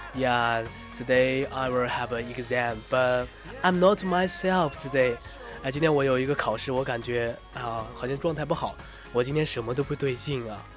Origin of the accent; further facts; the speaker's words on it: China; 我们中国人